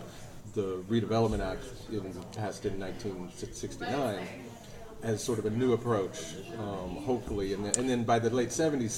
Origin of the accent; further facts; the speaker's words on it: West Texas, United States; moved away; I grew up in West Texas